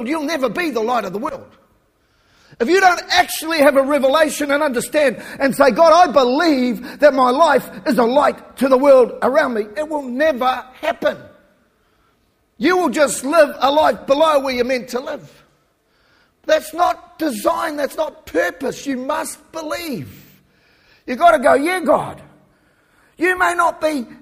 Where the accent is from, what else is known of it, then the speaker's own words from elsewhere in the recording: New Zealand; moved away; we're from New Zealand.